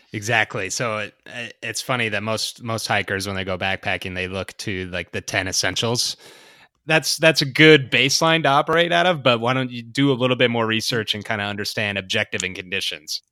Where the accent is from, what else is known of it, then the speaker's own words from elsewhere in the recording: the Rockies, United States; moved away; also born or lived in the Sierras; I grew up in the Rockies